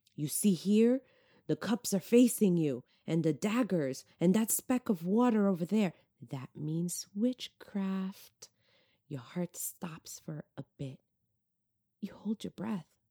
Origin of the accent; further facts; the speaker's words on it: New York, United States; moved away; I'm originally from New York.